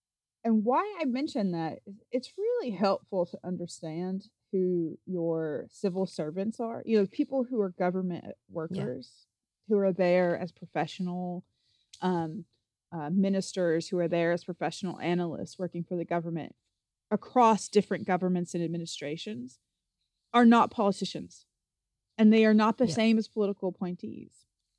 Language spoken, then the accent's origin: English; Appalachia, United States; I am from the Appalachian Mountains. I'm not from a place where people have like cotillions or anything like